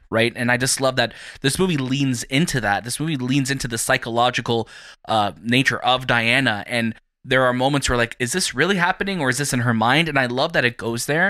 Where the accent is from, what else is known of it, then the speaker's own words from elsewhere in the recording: Toronto, Ontario, Canada; from Toronto